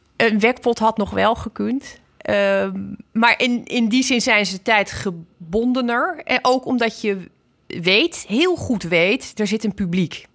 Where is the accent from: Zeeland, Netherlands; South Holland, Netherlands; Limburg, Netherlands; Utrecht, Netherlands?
Zeeland, Netherlands; Ik ben natuurlijk opgegroeid in Zeeland